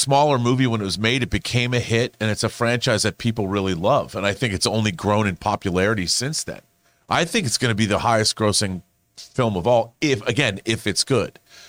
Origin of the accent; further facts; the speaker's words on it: Seattle, Washington, United States; I would love them to go, not just because I grew up in Seattle